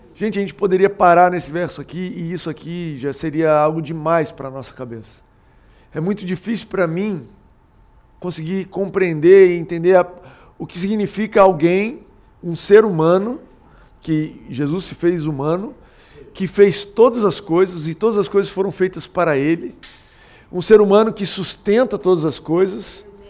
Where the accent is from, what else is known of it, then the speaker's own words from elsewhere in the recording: Goiás, Brazil; now in Rio de Janeiro, Brazil; eu sou goiano